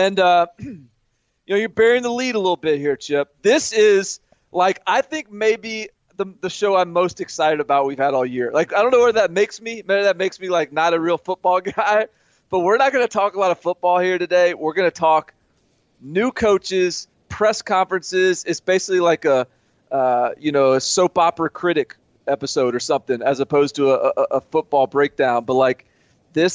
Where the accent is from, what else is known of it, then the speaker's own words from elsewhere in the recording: Nashville, Tennessee, United States; I'm from Nashville.